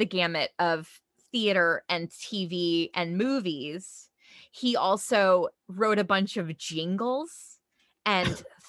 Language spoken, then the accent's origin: English; Bloomington, Illinois, United States; born or raised there; moved away